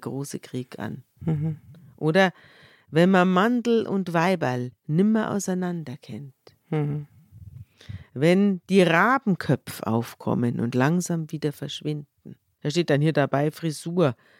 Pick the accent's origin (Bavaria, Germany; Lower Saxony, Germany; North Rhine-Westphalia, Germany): Bavaria, Germany; wir sind ja beide aus Bayern